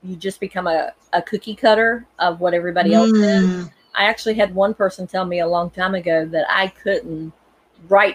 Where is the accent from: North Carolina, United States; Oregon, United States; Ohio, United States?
North Carolina, United States; And I'm here in North Carolina. I was born in North Carolina